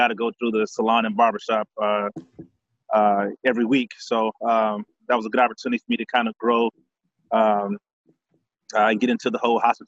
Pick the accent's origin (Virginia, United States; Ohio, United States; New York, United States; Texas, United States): Texas, United States; Houston; from Houston, Texas. Born and raised here. Grew up on the north side of town.